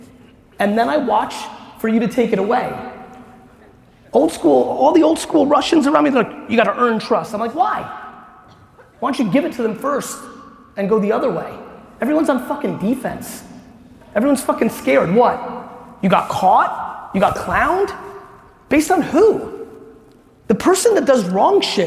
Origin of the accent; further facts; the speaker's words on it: New Jersey, United States; I'm from Jersey